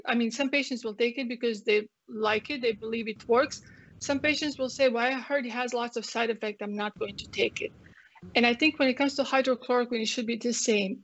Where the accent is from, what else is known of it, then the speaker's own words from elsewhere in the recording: Croatia; English is a second language; moved away as an adult; now in Texas, United States; you guys can tell from my accent, I come from um, Croatia, from Yugoslavia.